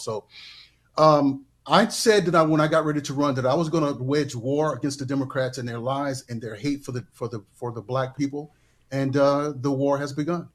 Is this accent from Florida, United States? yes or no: no; Mississippi, United States; I grew up in Mississippi